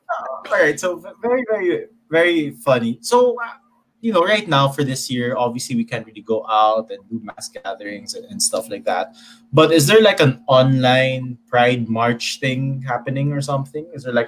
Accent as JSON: {"language": "English", "region": "the South", "country": "United States", "said": "and I'm from the South, so I don't really get the whole the experiences and things like that."}